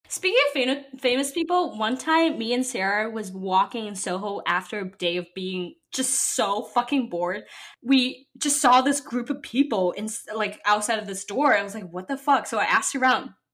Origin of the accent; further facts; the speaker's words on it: Shanghai, China; now in New York City, United States; I grew up in Shanghai, which is a very, very international, like big city